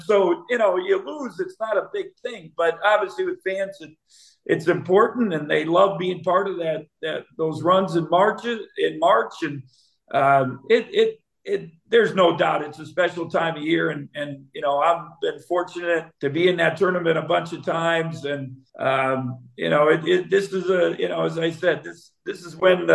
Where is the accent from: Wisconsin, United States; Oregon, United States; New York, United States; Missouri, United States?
Wisconsin, United States; moved away; also born or lived in Indiana / Illinois; I grew up in Wisconsin, so it's been part of my life